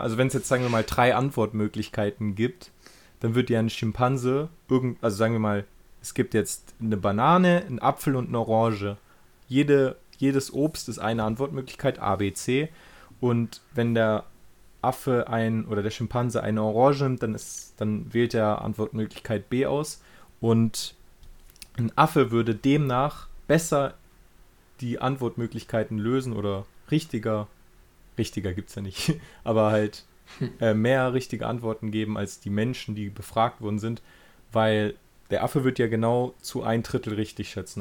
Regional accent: Germany; bei uns in Deutschland

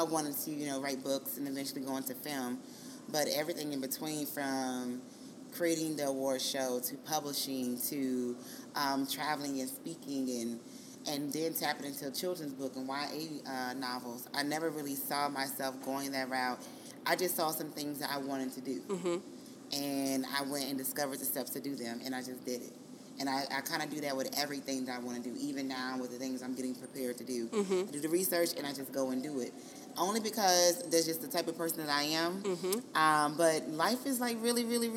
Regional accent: Texas, United States; moved away as an adult; now in Atlanta, United States; I'm from Texas

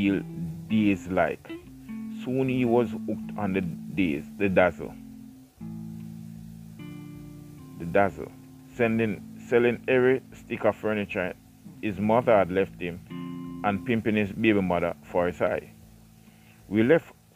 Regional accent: Jamaica; growing up in Jamaica

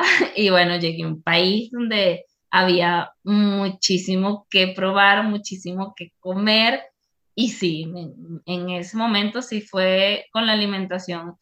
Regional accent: Venezuela; moved away as an adult; now in Ecuador

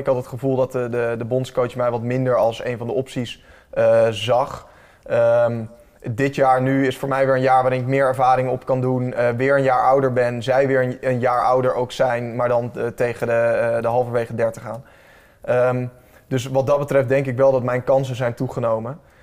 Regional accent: Heemstede, North Holland, Netherlands; Ik ben opgegroeid in Heemstede

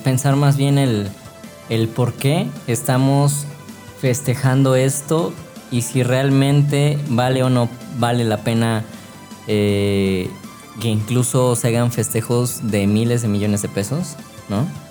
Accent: Mexico; soy mexicano

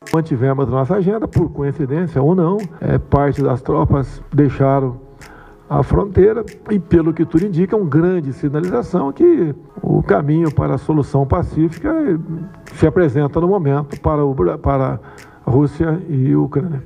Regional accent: Brazil; como brasileiros

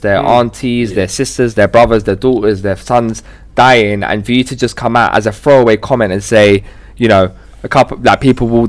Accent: United Kingdom; The British government, right? Because you know we're British, innit? We're great, yeah.

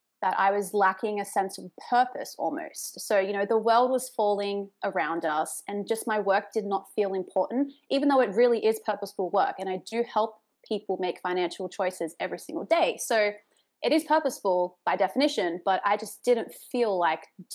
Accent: Australia; accent: Australian; now in New York City, United States; I'm an Australian expat living in NYC, in case my accent didn't give me away.

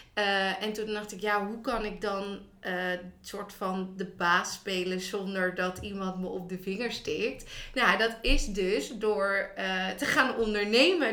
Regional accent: Noordwijk, South Holland, Netherlands; ik kom oorspronkelijk uit Noordwijk

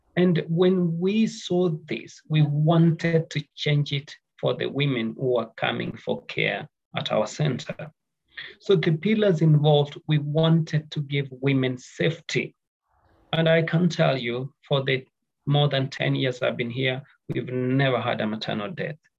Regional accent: Nairobi, Kenya; I come from Kenya, Nairobi

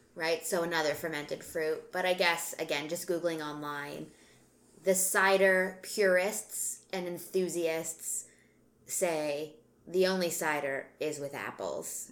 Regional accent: Canada; we're Canadian

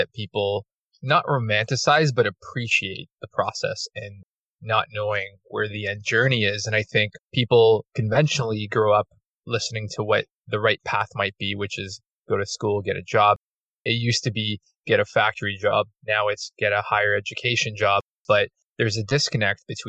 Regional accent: Toronto, Ontario, Canada; we're basically borderline outskirts of Toronto, at least where I'm from. And I was born in Toronto

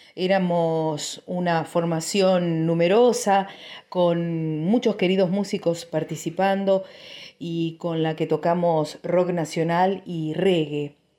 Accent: Río Turbio, Santa Cruz, Argentina; now in Río Gallegos, Argentina; Resido en la ciudad de Río Gallegos, en la provincia de Santa Cruz, soy nacida en Río Turbio

